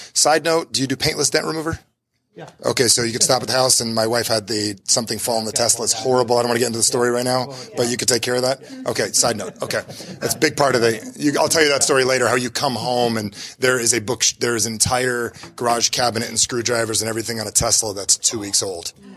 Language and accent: English; New Jersey, United States; I'm from New Jersey